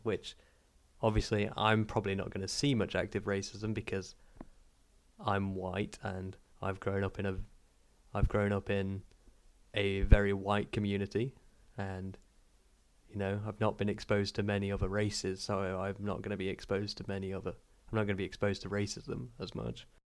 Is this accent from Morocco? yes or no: no; United Kingdom; growing up in Britain